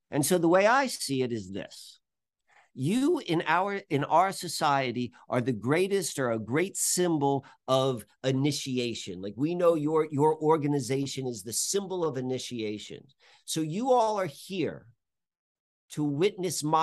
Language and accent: English; Baltimore, Maryland, United States; I came from Baltimore to to the Amish countryside